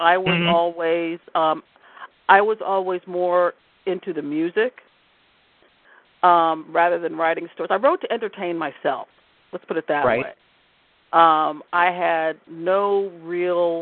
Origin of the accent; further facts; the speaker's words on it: Washington, District of Columbia, United States; moved away as an adult; now in Baltimore, United States; I grew up in Washington, D.C.